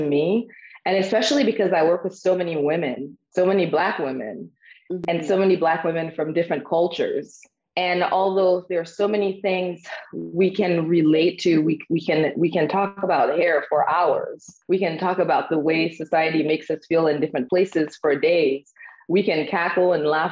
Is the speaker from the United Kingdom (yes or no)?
no; Haiti; also born or lived in Harlem, New York / Brooklyn, New York; now in Austin, United States; I am originally from Haiti.